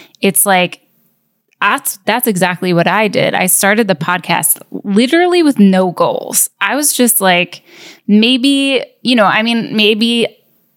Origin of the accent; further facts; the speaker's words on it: upstate New York, United States; moved away as an adult; now in Los Angeles, United States; I grew up in upstate New York